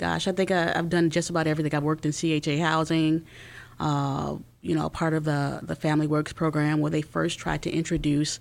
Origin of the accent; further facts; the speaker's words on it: Chicago, Illinois, United States; also born or lived in Naperville; I am originally from Chicago, born and raised on the west side of Chicago